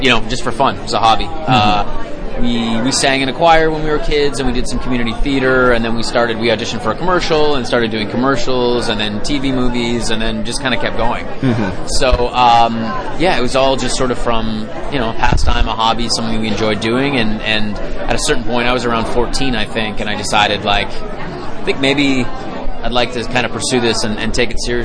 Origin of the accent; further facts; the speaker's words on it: Canada; I grew up in Canada